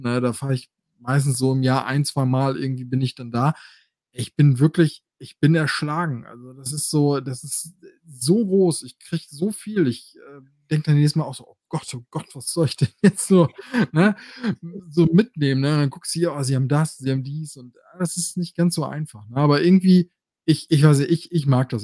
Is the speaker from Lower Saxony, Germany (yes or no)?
yes; Osnabrück, Lower Saxony, Germany; bei uns in Osnabrück